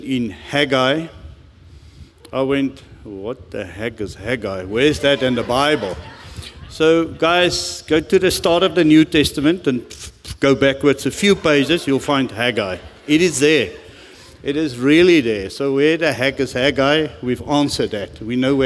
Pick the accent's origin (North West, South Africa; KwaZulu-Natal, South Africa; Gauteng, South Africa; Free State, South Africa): North West, South Africa; Rustenburg; English is a second language; I grew up in Rustenburg, and the first English conversation of my life was as a 17 or 18-year-old boy getting to the mines